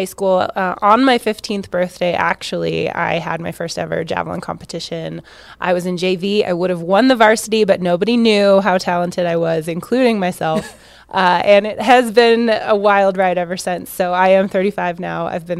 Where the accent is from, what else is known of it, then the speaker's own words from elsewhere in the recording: Washington, United States; But it was where I grew up in Washington